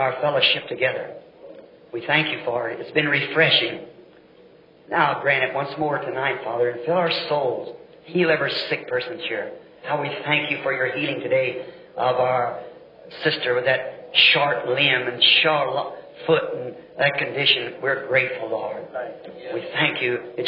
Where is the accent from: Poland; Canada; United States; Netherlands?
United States; the South; I'm a Southerner